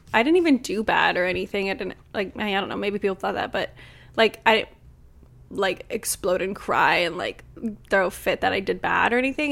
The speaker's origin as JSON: {"language": "English", "town": "Los Angeles", "region": "California", "country": "United States", "said": "I'm literally from L"}